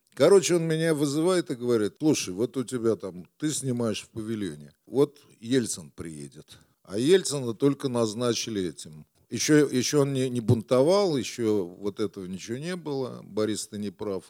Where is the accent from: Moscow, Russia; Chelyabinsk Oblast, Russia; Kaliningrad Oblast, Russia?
Moscow, Russia; Это было на Красный Пресне, бараки. Я, кстати, их тоже помню, потому что когда я родился, мы а, с папой, они жили там какое-то время, лет до пяти мы жили